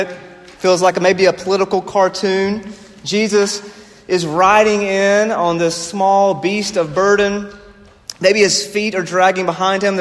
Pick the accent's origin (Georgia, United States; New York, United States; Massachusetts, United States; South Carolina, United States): South Carolina, United States; moved away as an adult; now in Pacific Northwest, United States; I grew up in South Carolina